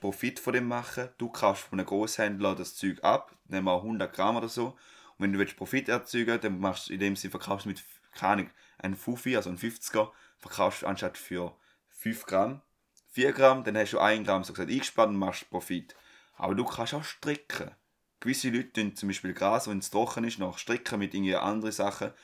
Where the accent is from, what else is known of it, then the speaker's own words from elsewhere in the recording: Switzerland; bei uns in der Schweiz